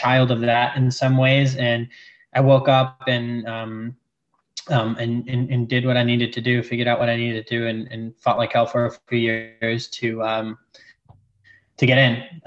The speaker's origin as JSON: {"language": "English", "town": "New York City", "region": "New York", "country": "United States", "tie": "born or raised there", "also_born_or_lived": "France / Jordan", "moved": "yes", "lives_now": "Australia", "said": "But primarily I'm from New York. I grew up in New York City"}